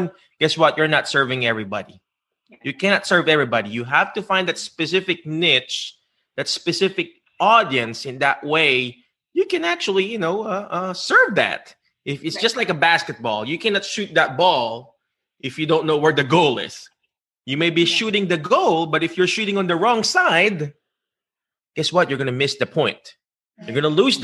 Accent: Philippines; accent: Filipino; English is a second language; moved away; found my unique voice being a Filipino, Filipino accent voice of the Filipino people

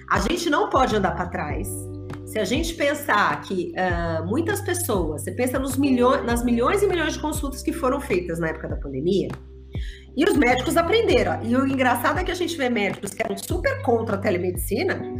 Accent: São Paulo, Brazil; Olha, eu posso, eu sou de São Paulo, eu posso atender uma pessoa lá no Amapá?

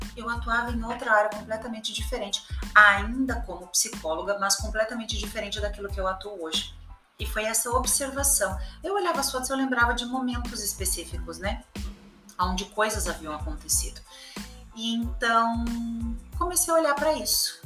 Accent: Rio Grande do Sul, Brazil; moved away; also born or lived in São Paulo; eu sou gaúcha, morava em São Paulo

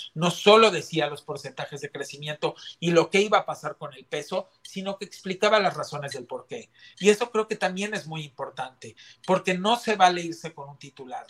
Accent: Mexico; todos somos mexicanos

